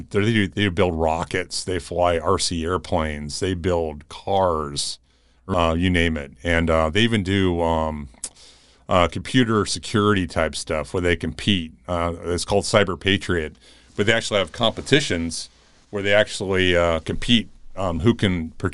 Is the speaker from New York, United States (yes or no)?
no; Tucson, Arizona, United States; also born or lived in Phoenix; growing up in Tucson and later in Phoenix area